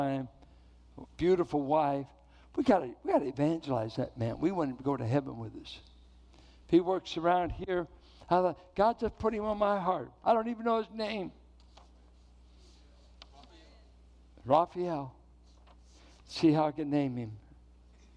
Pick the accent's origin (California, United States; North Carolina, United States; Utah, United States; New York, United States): California, United States; Richmond; growing up in Richmond, I remember the days you went downtown Richmond on 10th and McDonald